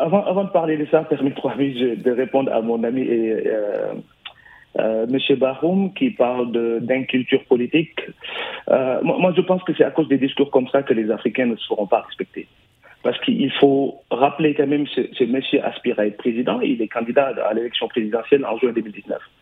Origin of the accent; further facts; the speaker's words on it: Senegal; now in France; Nous, Sénégalais de France, et PASTEF en particulier